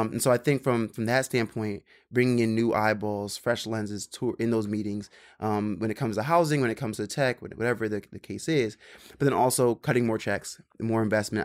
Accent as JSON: {"language": "English", "region": "Maryland", "country": "United States", "tie": "born or raised there", "also_born_or_lived": "Philadelphia", "moved": "yes", "lives_now": "New York, United States", "said": "I grew up in Maryland"}